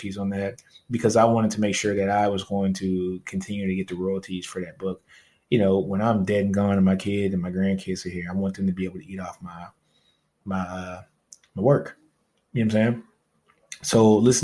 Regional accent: Louisiana, United States; I'm from Louisiana, baby, so I brought a fake tank in high school

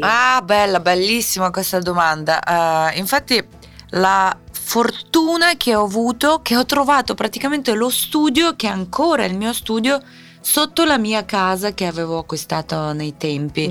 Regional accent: Siberia, Russia; Italian is a second language; moved away as an adult; now in Italy; sono nata in Siberia

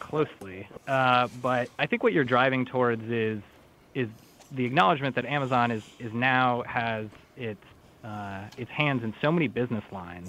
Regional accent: St. Paul, Minnesota, United States; Minnesota is actually my home state. I grew up in St. Paul.

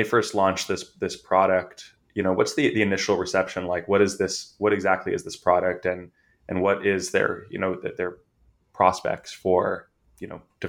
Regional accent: California, United States; I'm from California

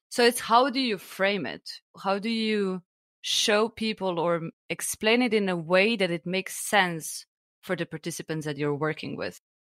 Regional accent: Slovenia; now in Germany; I'm originally from Slovenia

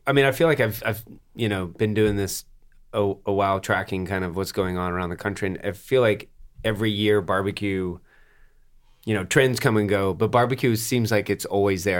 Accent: Atlanta, Georgia, United States; I grew up in Atlanta

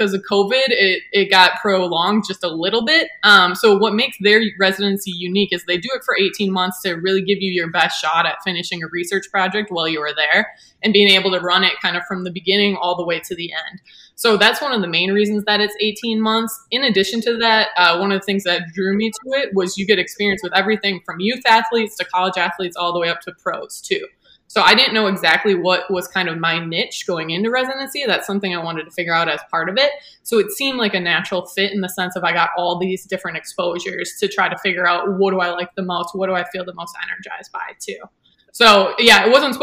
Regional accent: West Bend, Wisconsin, United States; also born or lived in Cleveland; So I grew up in West Bend, Wisconsin. I've kind of born and raised here

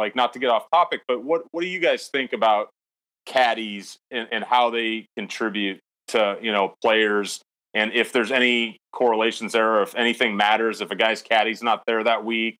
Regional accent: Omaha, Nebraska, United States; I'm from Omaha, Nebraska. Yeah, that's where I'm at right now.

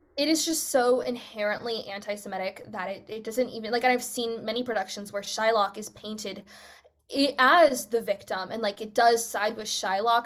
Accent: United States; first language English; moved away as an adult; now in United Kingdom; I'm American

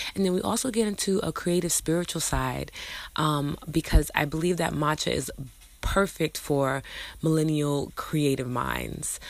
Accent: New York City, New York, United States; I'm from New York City

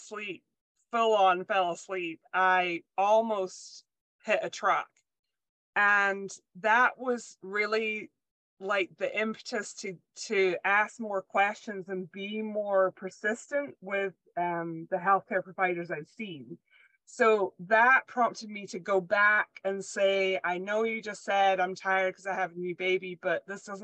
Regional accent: Scotland, United Kingdom; moved away; I was born and raised in Scotland

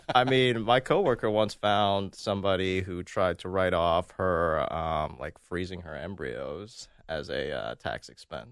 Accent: Maryland, United States; I'm from Maryland

